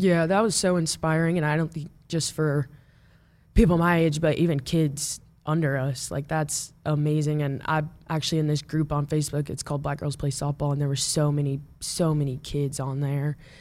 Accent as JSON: {"language": "English", "town": "Omaha", "region": "Nebraska", "country": "United States", "tie": "born or raised there", "moved": "yes", "said": "I grew up in Omaha"}